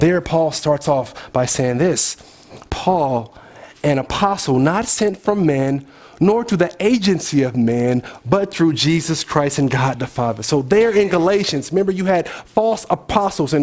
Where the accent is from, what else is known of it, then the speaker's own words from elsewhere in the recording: Oakland, California, United States; Oakland's finest